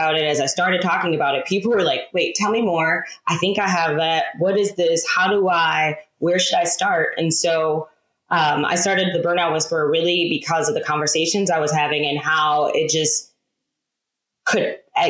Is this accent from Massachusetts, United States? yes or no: no; Detroit, Michigan, United States; moved away as an adult; now in Charlotte, United States; I'm originally from Detroit, born and raised, turned domestic nomad.